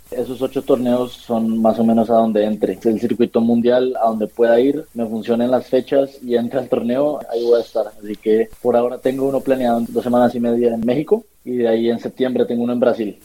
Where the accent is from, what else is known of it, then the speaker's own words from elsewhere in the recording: Bogotá, Colombia; mis papás y, yo somos de Bogotá.